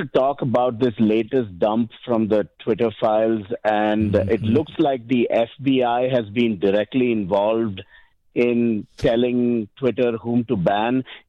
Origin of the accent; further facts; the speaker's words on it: India; now in United States; I'm an immigrant from India.